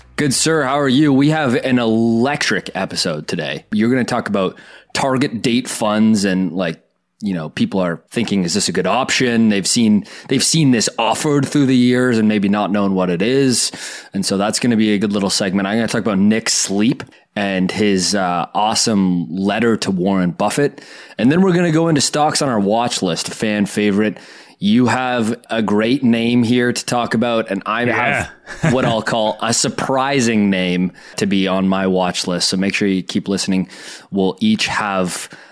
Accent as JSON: {"language": "English", "country": "Canada", "tie": "born or raised there", "said": "a Canadian kid growing up watching Dragon's Den"}